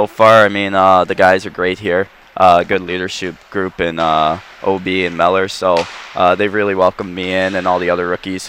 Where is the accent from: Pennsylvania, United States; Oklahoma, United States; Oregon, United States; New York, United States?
New York, United States; Franklin Square; moved away; I'm 20 minutes from the city, I mean, the city's great. I'm not a huge city guy, but yeah, I'm from Long Island, I'm not from the city.